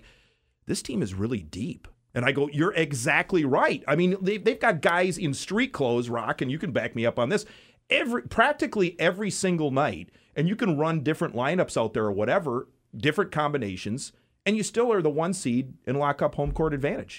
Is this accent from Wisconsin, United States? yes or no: yes; Wisconsin, United States; I grew up in Wisconsin.